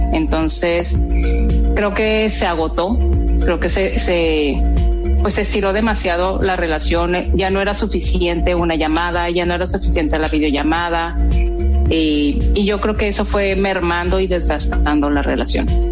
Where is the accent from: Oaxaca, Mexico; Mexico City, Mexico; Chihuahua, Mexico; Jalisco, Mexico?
Jalisco, Mexico; Guadalajara; now in Mexicali, Mexico; soy de Guadalajara, ya adoptada como cachanilla, ya soy cachanilla